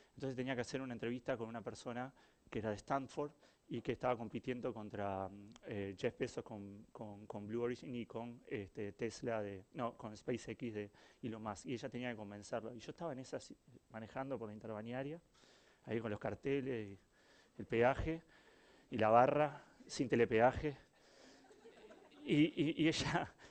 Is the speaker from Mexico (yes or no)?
no; Uruguay; soy Uruguay